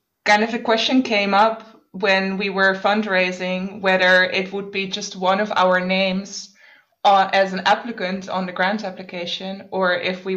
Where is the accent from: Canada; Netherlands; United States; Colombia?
Netherlands; moved away as an adult; now in Berlin, Germany; originally from the Netherlands, but I've been based in Berlin for about 6 years